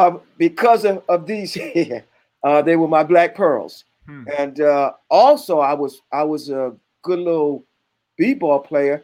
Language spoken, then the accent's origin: English; New York City, New York, United States; moved away as an adult; now in Atlanta, United States; I grew up in Brooklyn, a section of Brooklyn called Bed-Stuy.